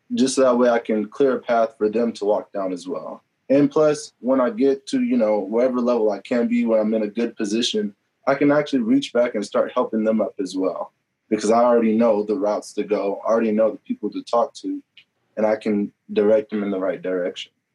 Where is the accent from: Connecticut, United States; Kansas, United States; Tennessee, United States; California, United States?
Kansas, United States; Topeka; moved away as an adult; now in Pittsburg, Kansas, United States; I grew up, I'm from Topeka, Kansas